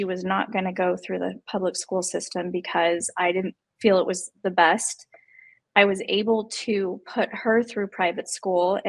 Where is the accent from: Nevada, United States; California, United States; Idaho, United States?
Nevada, United States; Las Vegas; I was born and raised in Las Vegas.